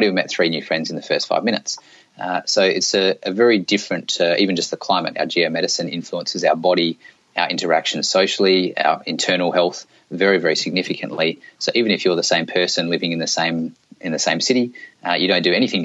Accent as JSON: {"language": "English", "country": "Australia", "tie": "born or raised there", "also_born_or_lived": "South Australia / northeast Australia", "said": "I grew up in Australia, and I used to live down in South Australia"}